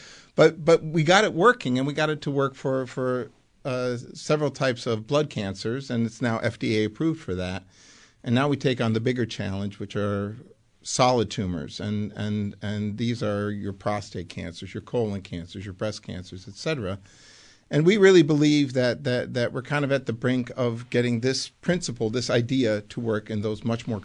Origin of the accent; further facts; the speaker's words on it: Buffalo, New York, United States; moved away as an adult; also born or lived in Amsterdam, Netherlands; I actually grew up in Buffalo